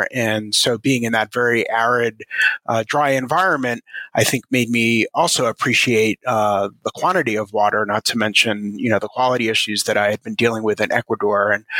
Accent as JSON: {"language": "English", "area": "Long Island", "region": "New York", "country": "United States", "tie": "born or raised there", "also_born_or_lived": "Connecticut / Washington, D.C.", "moved": "as an adult", "lives_now": "Boulder, United States", "said": "I grew up back east on Long Island, around a lot of water, and kind of took it for granted, and went to college in Connecticut and then worked in Washington, D.C."}